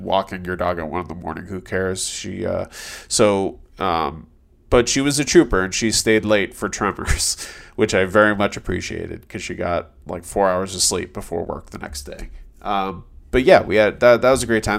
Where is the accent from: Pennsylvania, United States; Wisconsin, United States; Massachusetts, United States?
Massachusetts, United States; moved away; also born or lived in New York City; I'm from Massachusetts